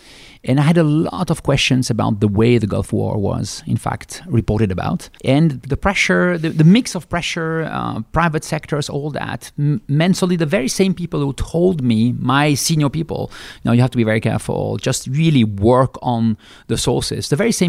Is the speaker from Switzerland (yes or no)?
yes; Switzerland; English is a second language; I'm from Switzerland. I'm a classical Swiss male